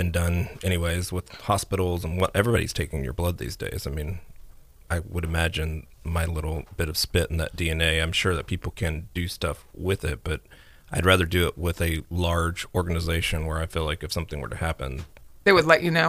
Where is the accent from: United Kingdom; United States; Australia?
United Kingdom; Well, else would I know that I'm from Britain?